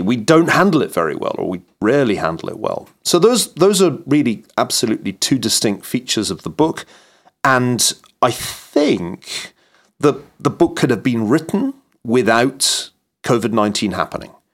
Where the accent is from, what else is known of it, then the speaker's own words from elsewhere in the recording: Scot, Scotland, United Kingdom; as a Scot, like Norman Stone, I was just better trained at maths than my English counterparts